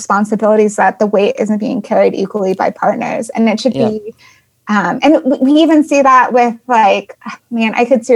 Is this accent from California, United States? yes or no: no; Colorado, United States; moved away; I'm from Colorado initially